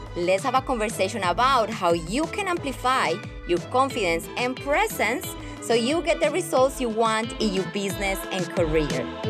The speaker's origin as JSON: {"language": "English", "country": "Colombia", "second_language": "English", "moved": "as an adult", "lives_now": "Australia"}